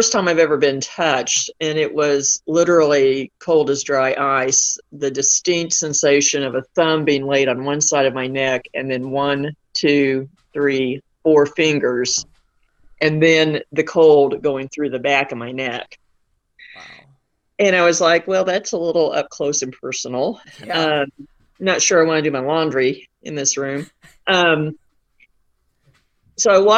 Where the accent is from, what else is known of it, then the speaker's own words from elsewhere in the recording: Southwest Missouri, United States; I grew up on a farm in Southwest Missouri